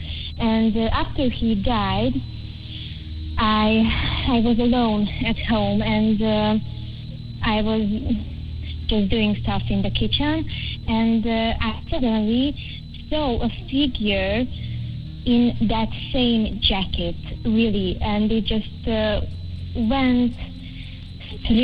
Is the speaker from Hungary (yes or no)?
yes; Hungary; I'm from Hungary